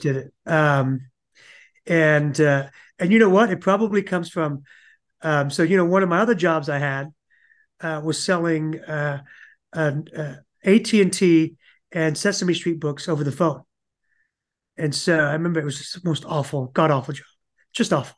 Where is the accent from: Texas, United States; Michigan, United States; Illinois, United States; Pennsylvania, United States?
Texas, United States; Euless; also born or lived in England / Dallas; now in Houston, United States; it's where I learned about America, was in Euless, Texas.